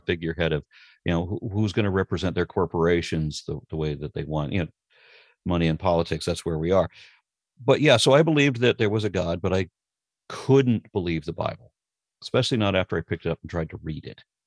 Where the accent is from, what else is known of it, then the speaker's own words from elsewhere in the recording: Los Angeles, California, United States; I grew up in Los Angeles, or I was a kid in Los Angeles